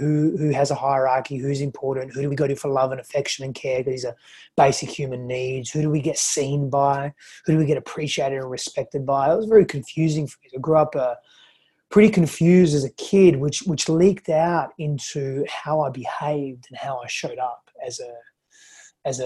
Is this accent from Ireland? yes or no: no; Australia; also born or lived in Greece; I was born in Australia. I grew up though in Greece and Australia